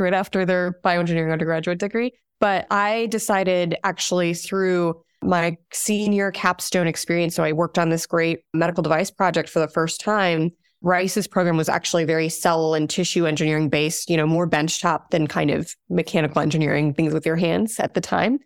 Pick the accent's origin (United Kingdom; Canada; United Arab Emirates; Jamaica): United Arab Emirates; Abu Dhabi; now in United States; I'm originally from Abu Dhabi, from the United Arab Emirates. That's where I was born and raised